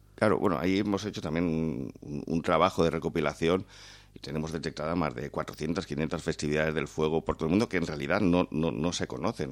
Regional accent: Valencian Community, Spain; como valencianos

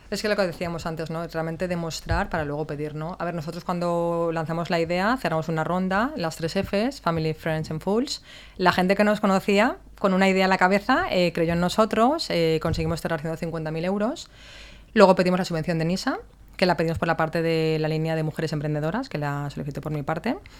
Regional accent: Valencia, Valencian Community, Spain; Yo que soy de Valencia de toda la vida

